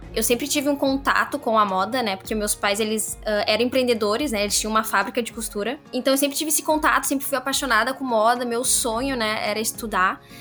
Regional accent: Cachoeirinha, Rio Grande do Sul, Brazil; eu sou de Cachoeirinha

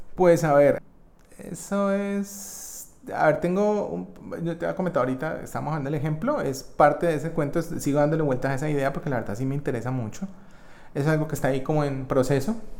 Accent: Colombia; mi experiencia en este país, que es el país donde yo nací y crecí

